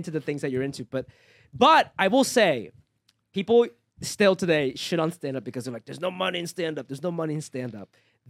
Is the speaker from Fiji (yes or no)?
no; Japan; also born or lived in Ohio, United States / New York, United States; now in Los Angeles, United States; I'm from Ohio. Well, I grew up in Japan, moved to Ohio, and then I was in New York for 13 years, and I moved here